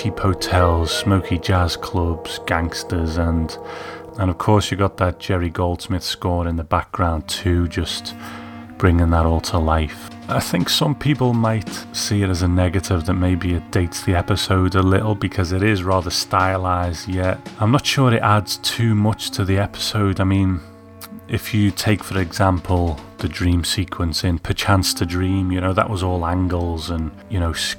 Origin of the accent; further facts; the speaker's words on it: United Kingdom; as a kid growing up in Britain